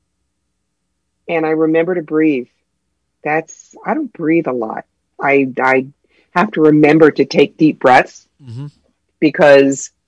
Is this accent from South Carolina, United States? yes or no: no; Cherry Hill, New Jersey, United States; also born or lived in Brooklyn, New York; now in upstate New York, United States; I grew up in Cherry Hill, New Jersey, but I live in an 864 square foot house in the middle of a hayfield in upstate New York